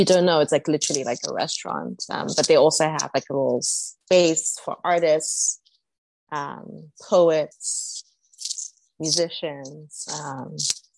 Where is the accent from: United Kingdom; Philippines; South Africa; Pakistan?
South Africa; moved away as an adult; also born or lived in Zimbabwe / Philadelphia, United States; I'm from South Africa